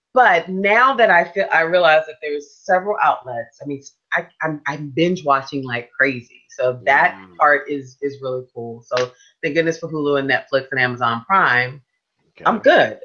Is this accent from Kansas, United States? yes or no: no; Washington, District of Columbia, United States; moved away; I'm from Washington DC